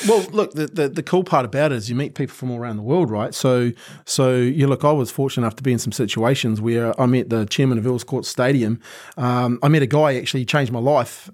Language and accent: English; Christchurch, Canterbury, New Zealand; I'm a typical Kiwi kid